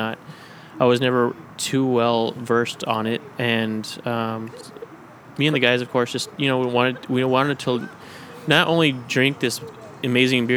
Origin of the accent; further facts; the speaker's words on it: Las Cruces, New Mexico, United States; now in Austin, United States; I'm from Las Cruces, New Mexico, representing the Zia symbol